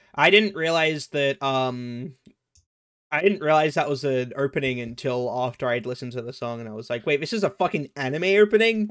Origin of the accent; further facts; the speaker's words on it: Australia; I'm Australian